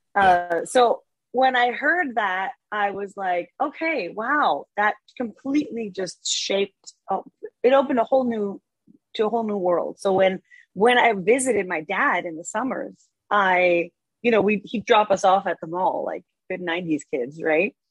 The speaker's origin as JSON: {"language": "English", "town": "Copenhagen", "region": "Capital Region of Denmark", "country": "Denmark", "tie": "born or raised there", "also_born_or_lived": "Barcelona, Spain", "moved": "as an adult", "lives_now": "United States", "said": "I grew up in Denmark. Um, so my my dad's American, my mom is Danish, and I grew up in Denmark with her"}